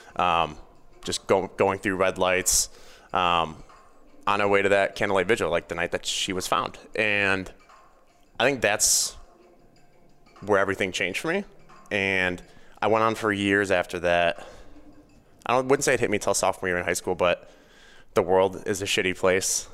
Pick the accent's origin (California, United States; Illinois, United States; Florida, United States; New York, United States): Illinois, United States; Chicago suburbs; I grew up in the Chicago suburbs.